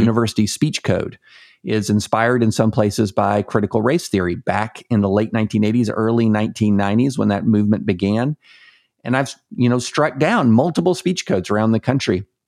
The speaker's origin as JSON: {"language": "English", "region": "the South", "country": "United States", "said": "I'm from, I'm, I'm from the South"}